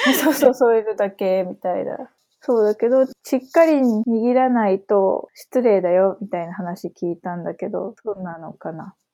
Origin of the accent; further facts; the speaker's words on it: Matsuyama, Ehime, Japan; 私は生まれも育ちも松山なんだけど